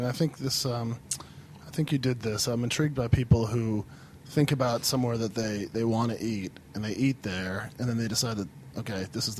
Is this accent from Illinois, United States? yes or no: yes; Champaign, Illinois, United States; I also grew up in the Midwest. I grew up in Champaign, Illinois.